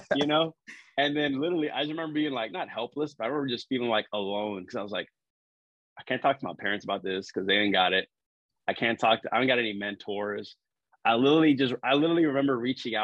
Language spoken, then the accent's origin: English; San Antonio, Texas, United States; now in Corpus Christi, United States; I grew up in San Antonio, Texas